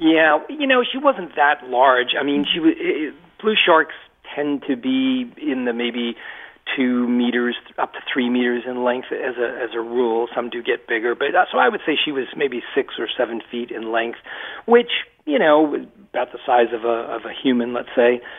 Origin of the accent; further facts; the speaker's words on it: Massachusetts, United States; moved away as an adult; also born or lived in Rhode Island; now in Maine, United States; I spent my entire life uh, in Massachusetts in a little textile mill town about uh, 35 miles west of Boston